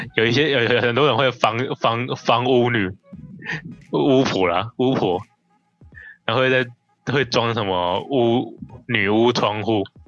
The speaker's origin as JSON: {"language": "Chinese", "country": "Taiwan", "said": "我们台湾人"}